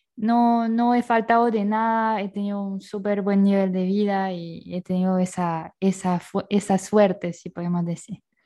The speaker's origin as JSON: {"language": "Spanish", "town": "Bayonne", "region": "Nouvelle-Aquitaine", "country": "France", "tie": "born or raised there", "also_born_or_lived": "Paris, France / Finland", "moved": "as an adult", "lives_now": "Ecuador", "said": "yo nací en Francia, en Bayonne, que es una ciudad en el suroeste de Francia."}